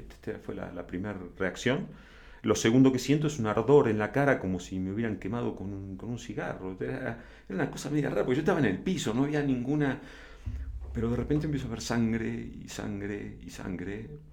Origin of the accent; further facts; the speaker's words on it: Argentina; also born or lived in Buenos Aires / La Plata; now in Mexico; soy argentino